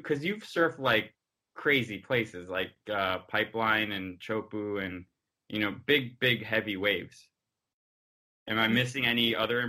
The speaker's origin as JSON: {"language": "English", "town": "Miami", "region": "Florida", "country": "United States", "said": "But there, I'm from Miami, and there's no waves there"}